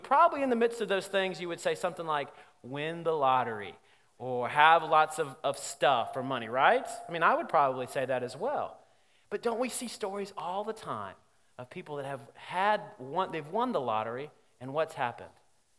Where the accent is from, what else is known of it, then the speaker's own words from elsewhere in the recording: Alabama, United States; because, like I said, I'm from Alabama, we do things backwards sometimes.